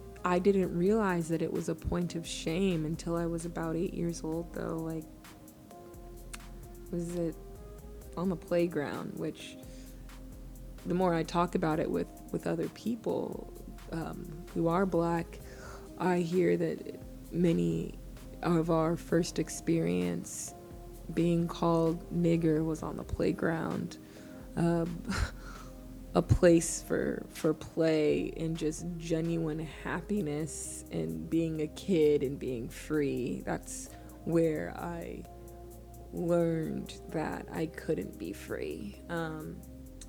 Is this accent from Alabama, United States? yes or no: no; Edmond, Oklahoma, United States; I'm a first generation Ghanaian American who grew up in Edmond, Oklahoma